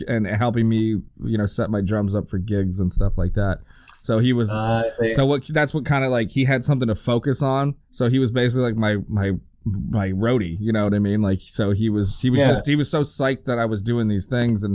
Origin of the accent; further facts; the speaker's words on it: El Monte, California, United States; also born or lived in Los Angeles; I'm back in my hometown again, El Monte.